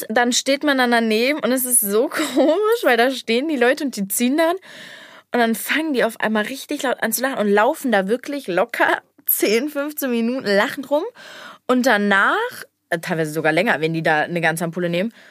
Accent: Cologne, North Rhine-Westphalia, Germany; Ich hatte ja über ein halbes Jahr von Hasselt, Tanzschule, mit meiner Schule. Ist ja bei uns, bei uns in Köln sehr bekannt oder machen das ja sehr viele.

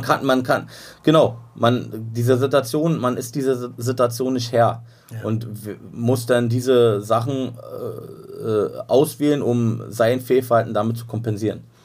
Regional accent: Berlin, Germany; wir sind in Ost-Berlin auf jeden Fall. Meine Heimat, da wo ich groß geworden bin

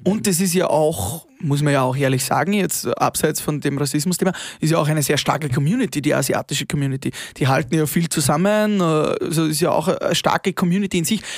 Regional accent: Upper Austria, Austria; bei uns in Oberösterreich

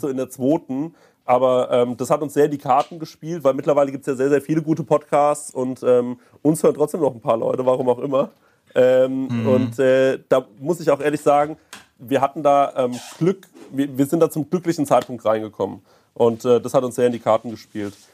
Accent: Aschaffenburg, Bavaria, Germany; moved away; ich komme aus Aschaffenburg.

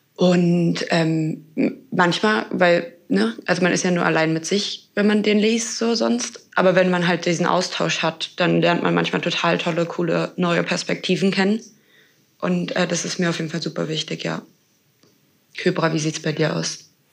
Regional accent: Berlin, Germany; ich komme ja aus Berlin

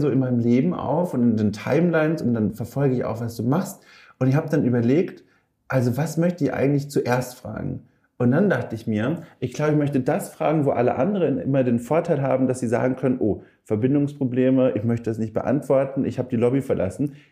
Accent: Hamburg, Germany; komme aus Hamburg, Eimsbüttel, ja.

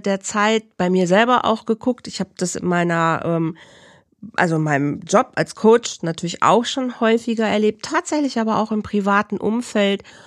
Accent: Bielefeld, North Rhine-Westphalia, Germany; in Bielefeld, in meiner Heimat

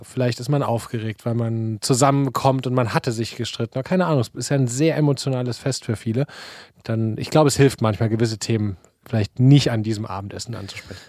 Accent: Leipzig, Saxony, Germany; moved away; Wir kommen ja aus Leipzig

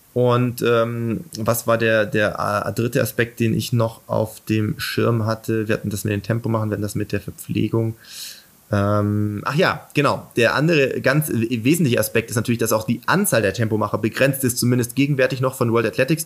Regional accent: Germany; bei uns in Deutschland

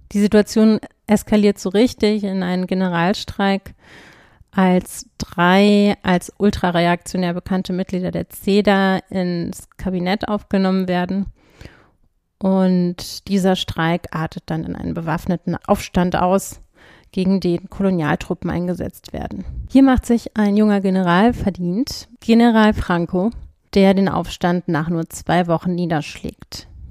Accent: Berlin, Germany; Ich bin ja in Berlin aufgewachsen

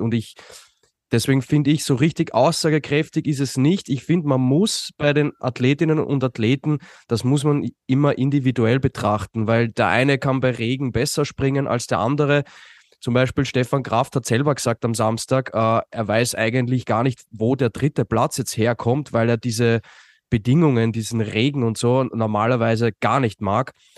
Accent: Austria; als Österreicher

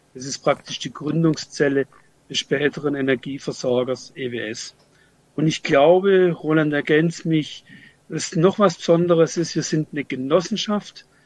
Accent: Freiburg, Baden-Württemberg, Germany; ich komme aus Freiburg

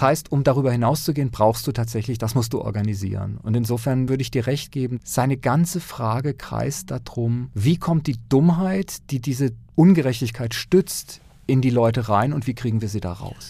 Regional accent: near Lörrach, Baden-Württemberg, Germany; in dieser südbadischen Gegend, wo ich aufgewachsen bin, in der Nähe von Lörrach

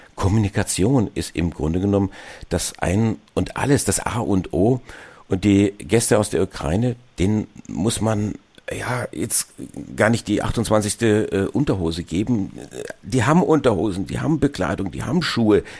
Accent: Germany; Auch wir als, als Deutsche

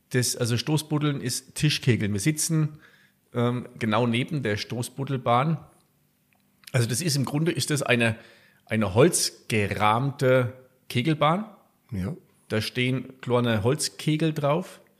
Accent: Garmisch-Partenkirchen, Bavaria, Germany

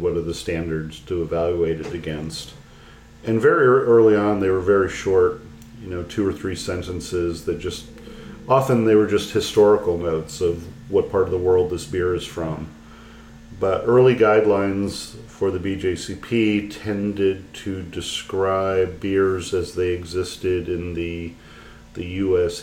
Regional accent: United States; as an American

